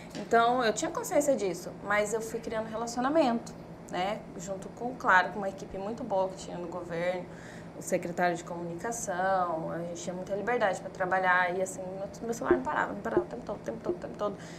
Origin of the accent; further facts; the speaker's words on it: Cuiabá, Mato Grosso, Brazil; eu sou moradora de Cuiabá, sou cuiabana